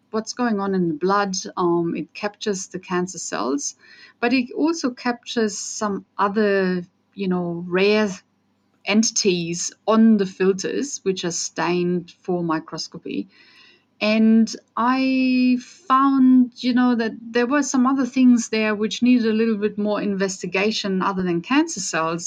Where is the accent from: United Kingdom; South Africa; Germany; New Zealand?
Germany; English is a second language; moved away as an adult; also born or lived in Austria; now in Australia; as you can hear from my accent, I'm from Europe. So I grew up in Germany. I'm Austrian though.